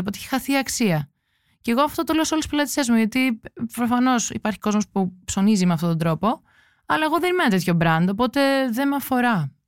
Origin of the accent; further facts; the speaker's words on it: Santorini, South Aegean, Greece; Είμαι από τη Σαντορίνη